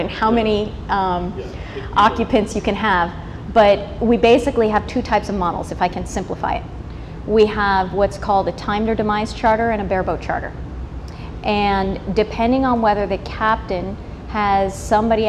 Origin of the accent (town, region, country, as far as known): United States